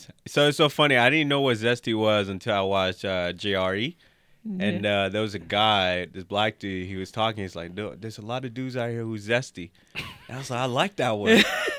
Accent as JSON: {"language": "English", "town": "Monrovia", "region": "Montserrado", "country": "Liberia", "said": "Yes, I'm from West Africa originally, Liberia, Monrovia. So shout out to our Liberians out there."}